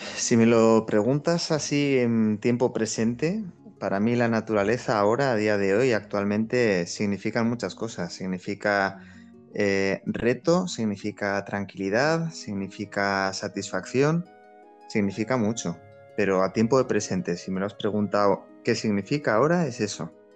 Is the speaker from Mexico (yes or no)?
no; San Sebastián, Basque Country, Spain; yo soy del barrio de Gros